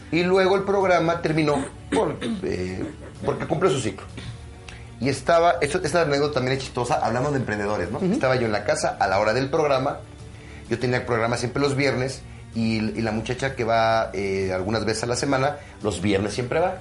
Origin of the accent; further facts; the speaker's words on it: Mexico; soy orgullosamente mexicano